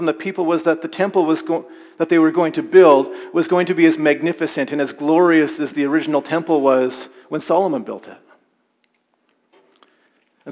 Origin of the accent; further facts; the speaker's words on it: Alberta, Canada; I experienced growing up in Alberta